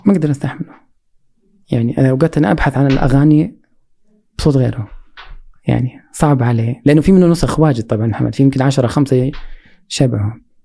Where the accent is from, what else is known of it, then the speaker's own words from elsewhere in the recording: Saudi Arabia; عندنا في السعوديه